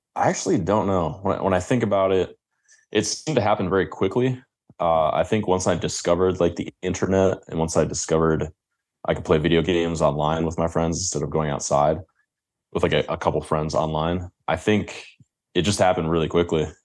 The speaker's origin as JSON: {"language": "English", "town": "Grosse Ile", "region": "Michigan", "country": "United States", "tie": "born or raised there", "said": "Grow Zeal, the place where I grew up, is actually considered or one year, it was considered, like, the safest place in Michigan."}